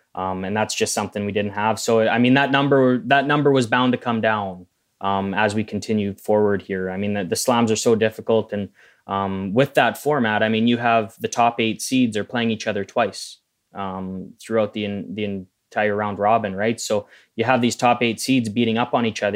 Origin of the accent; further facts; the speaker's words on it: Manitoba, Canada; growing up in Manitoba